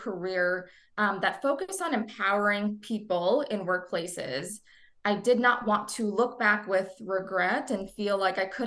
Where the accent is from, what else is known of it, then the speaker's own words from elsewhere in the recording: New Jersey, United States; I am a first generation American. I was born and raised in New Jersey.